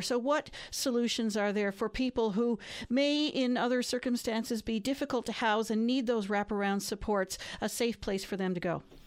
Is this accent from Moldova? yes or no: no; St. John's, Newfoundland and Labrador, Canada; growing up in St. John's